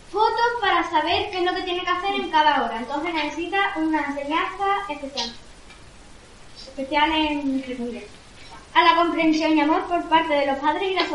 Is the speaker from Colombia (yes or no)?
no; Spain; nosotros somos de España, de Europa.